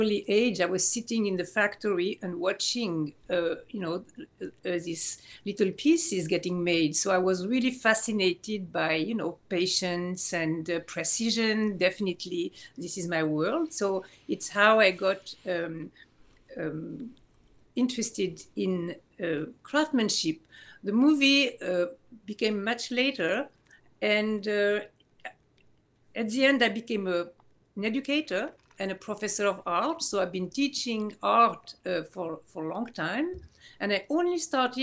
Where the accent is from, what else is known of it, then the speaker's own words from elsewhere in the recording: Switzerland; moved away; I grew up in Switzerland.